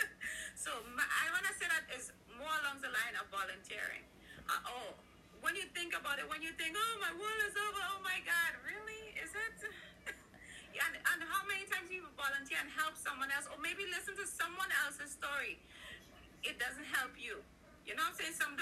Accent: Trinidad & Tobago; I'm from Trinidad

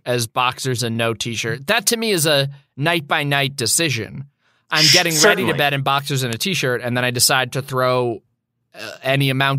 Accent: Boston, Massachusetts, United States; moved away; also born or lived in California / Los Angeles; My whole family is from New York. I grew up in Boston. We lived in New York for like a summer before we moved to California as like a transitional thing. We lived there for like 2 months.

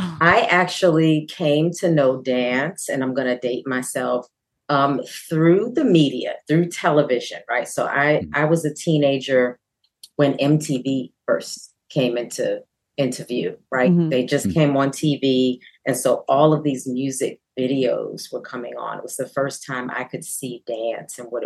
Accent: Baltimore, Maryland, United States; Baltimore, my hometown, had a fame school.

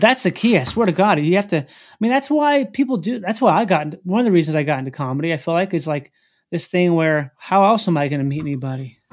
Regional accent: Minnesota, United States; I'm from the Midwest, which is, like, middle America.

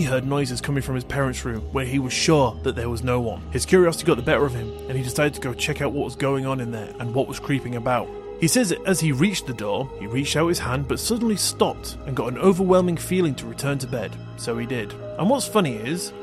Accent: Scotland, United Kingdom; now in England, United Kingdom; I'm from Scotland, and in Scotland they celebrate Hogmanay

